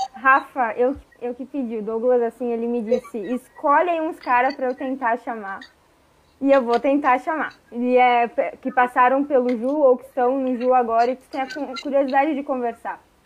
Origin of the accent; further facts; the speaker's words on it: Caxias do Sul, Rio Grande do Sul, Brazil; eu sou gringa, nascida e criada em Caxias